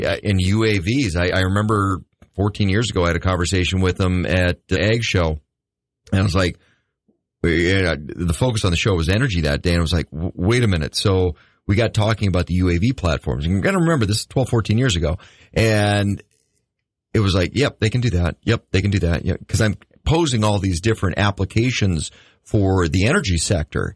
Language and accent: English; United States; I grew up in the Red River Valley.